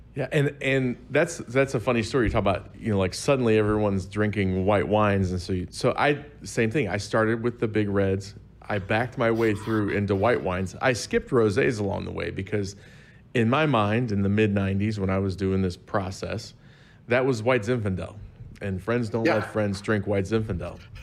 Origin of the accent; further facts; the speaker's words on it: Southern Illinois, United States; I am from Southern Illinois